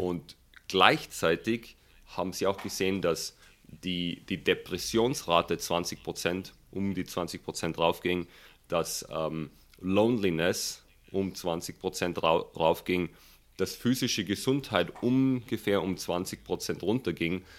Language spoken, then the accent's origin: German; Germany; moved away as an adult; now in Silicon Valley, United States; bei uns in Deutschland